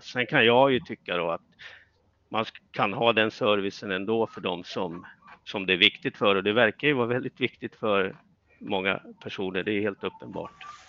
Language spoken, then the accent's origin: Swedish; Östersund, Jämtland, Sweden; moved away as an adult; jag kommer ju från Östersund